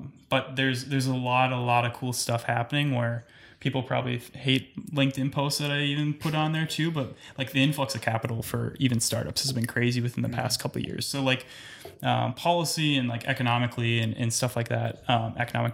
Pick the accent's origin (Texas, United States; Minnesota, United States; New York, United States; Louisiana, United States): Minnesota, United States; Minneapolis; moved away as an adult; now in Fargo, United States; I grew up in Minneapolis, in a suburb